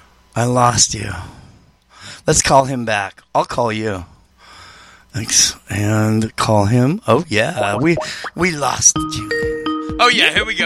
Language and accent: English; West Coast, United States; I'm from the West Coast.